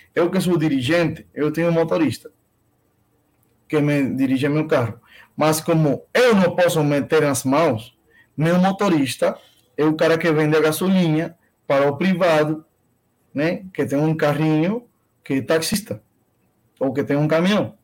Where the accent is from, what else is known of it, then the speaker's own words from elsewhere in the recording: Cuba; Portuguese is a second language; moved away as an adult; also born or lived in Nicaragua / Alagoas, Brazil; now in São Paulo, Brazil; nasci em Cuba